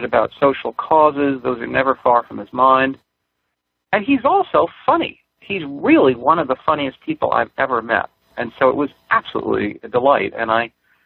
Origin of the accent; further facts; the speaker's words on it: New York City, New York, United States; I grew up in Manhattan on the Upper West Side